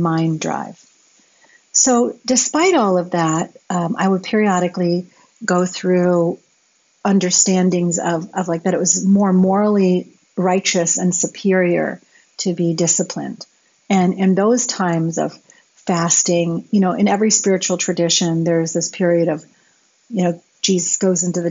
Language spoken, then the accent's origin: English; United States; Growing up in America in the 70s and 80s